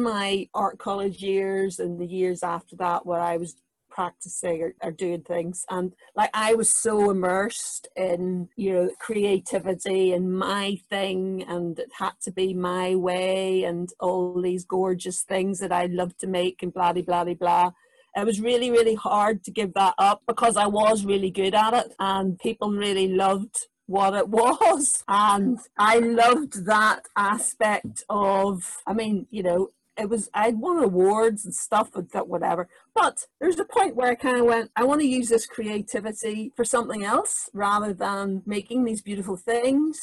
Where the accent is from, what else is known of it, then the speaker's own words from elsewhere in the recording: Northern Ireland, United Kingdom; I was born in Northern Ireland